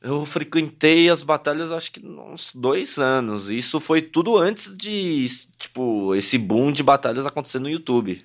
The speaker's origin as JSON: {"language": "Portuguese", "region": "São Paulo", "country": "Brazil", "tie": "born or raised there", "also_born_or_lived": "Toronto, Canada", "said": "eu nasci literalmente no Canindé, no Braz Paricanindé né? Então, é o meu linguajar, é o meu jeito como eu cresci lá"}